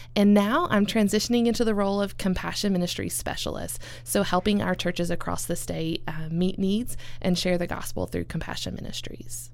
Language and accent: English; Elizabethton, Tennessee, United States; also born or lived in South Asia / Nashville, Tennessee; I am originally from Elizabethton, Tennessee, so up in the northeast corner. Grew up there